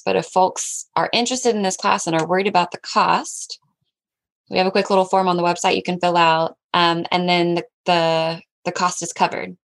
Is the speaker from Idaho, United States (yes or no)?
no; Southwest Washington, United States; I grew up in Southwest Washington, um, three and a half acres